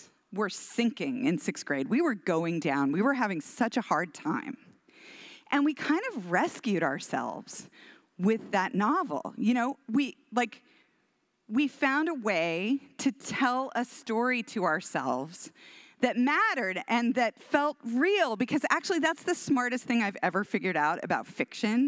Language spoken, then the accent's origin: English; Houston, Texas, United States; My mom, we're from Texas. I'm from Houston and we have like 500 cousins in Houston.